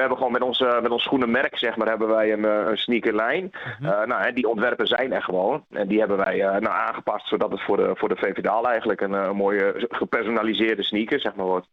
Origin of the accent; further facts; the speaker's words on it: Dalen, Drenthe, Netherlands; ik heb geboren en getogen in Dalen